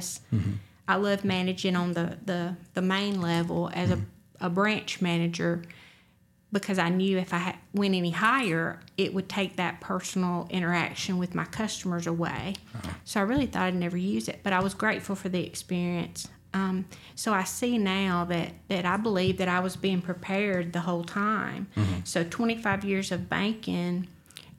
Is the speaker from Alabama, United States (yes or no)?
yes; Roanoke, Alabama, United States; my hometown of Roanoke, Alabama